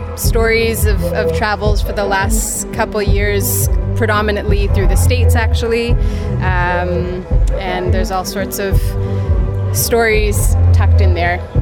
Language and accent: English; Hamilton, Ontario, Canada; also born or lived in Guelph; now in Toronto, Canada; Hamilton is my hometown.